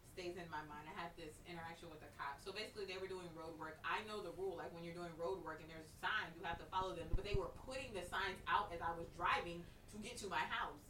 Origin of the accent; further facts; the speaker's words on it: Dallas, Texas, United States; now in Baton Rouge, United States; I'm from Dallas. I live in Baton Rouge